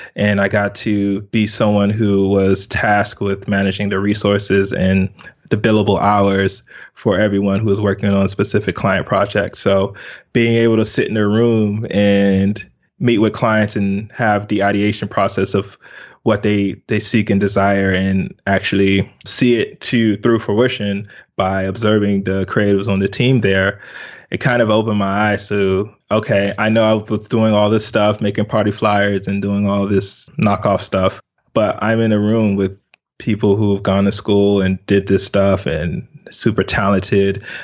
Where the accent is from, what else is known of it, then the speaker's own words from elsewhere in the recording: United States; also born or lived in Lagos, Nigeria; was immigrated to America, uh, when I was two. So I was basically raised in America.